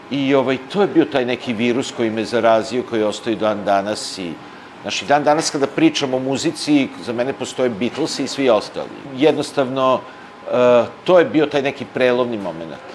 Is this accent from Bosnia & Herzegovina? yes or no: no; Bečej, Vojvodina, Serbia; also born or lived in Vrbas / Kula / Montenegro (ancestry); odrastanje u Bečeju